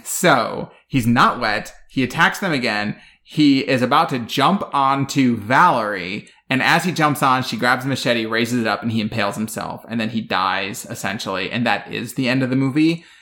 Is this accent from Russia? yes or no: no; Midwest, United States; I grew up in the Midwest